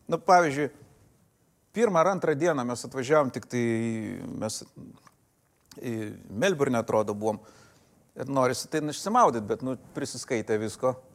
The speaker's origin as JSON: {"language": "Lithuanian", "country": "Lithuania", "said": "mes iš Lietuvos"}